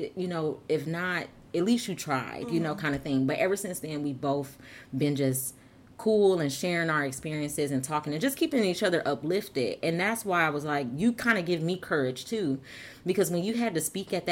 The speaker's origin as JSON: {"language": "English", "town": "Flint", "region": "Michigan", "country": "United States", "said": "I'm from Flint, like I'm like 15 minutes from you"}